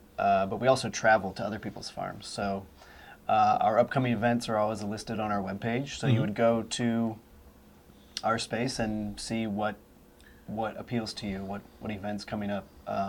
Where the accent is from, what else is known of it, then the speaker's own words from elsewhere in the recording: Baltic, Ohio, United States; also born or lived in Mount Vernon, Ohio; I actually grew up in Baltic. I was born in Union Hospital. I guess I'm native.